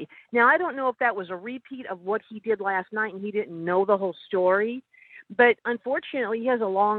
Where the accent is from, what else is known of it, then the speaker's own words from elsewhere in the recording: Chicago, Illinois, United States; moved away; I lived in Illinois and I come from Chicago.